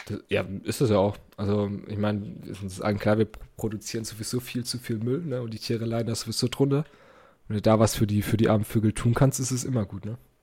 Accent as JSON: {"language": "German", "country": "Germany", "accent": "German", "said": "mein deutscher Akzent"}